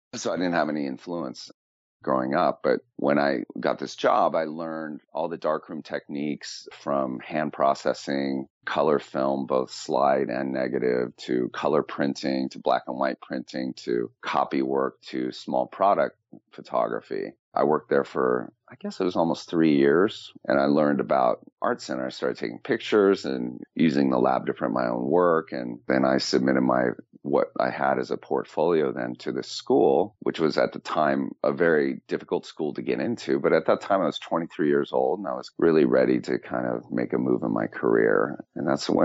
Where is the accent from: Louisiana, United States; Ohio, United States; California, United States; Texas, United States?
California, United States; San Francisco; moved away as an adult; also born or lived in Los Angeles; I'm from Northern California, from San Francisco, the Bay Area